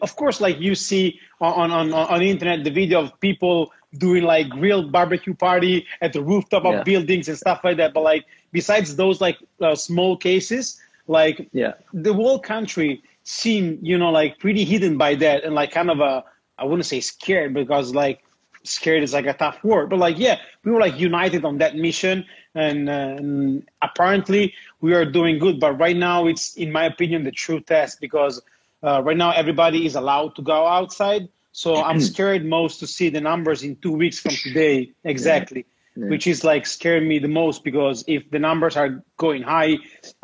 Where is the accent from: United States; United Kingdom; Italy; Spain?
Italy; me as an Italian